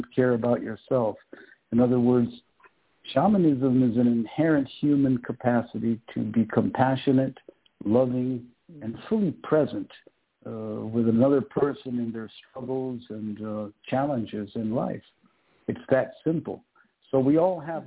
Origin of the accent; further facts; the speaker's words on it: Peru; I was born and raised in Peru